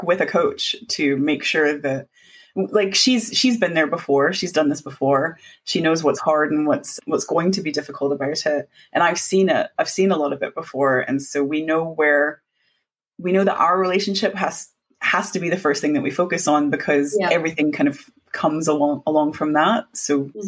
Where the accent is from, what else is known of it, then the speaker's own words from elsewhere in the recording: United States; moved away; We're both immigrants. So she's from Hong Kong and I'm from America